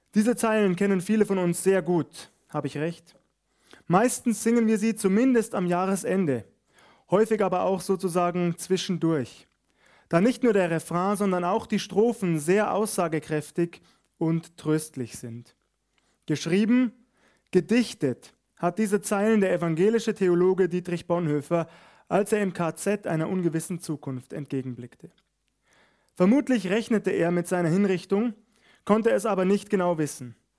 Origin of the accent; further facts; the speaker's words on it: Bavaria, Germany; hier bei uns in Bayern